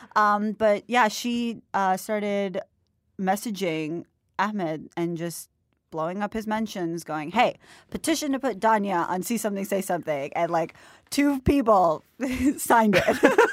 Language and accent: English; Florida, United States; also born or lived in Mumbai; I'm from Florida.